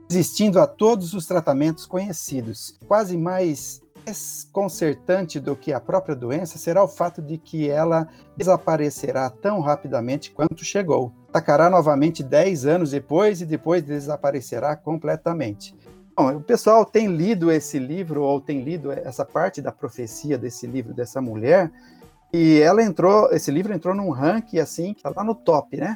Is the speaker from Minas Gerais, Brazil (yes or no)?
no; Campinas, São Paulo, Brazil; moved away as an adult; also born or lived in Seridó, Rio Grande do Norte / Distrito Federal; eu sou natural de Campinas, estado de São Paulo